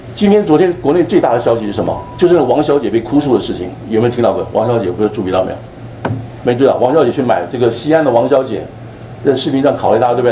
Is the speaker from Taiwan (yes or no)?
yes; Taiwan; now in United States; 我从台湾过来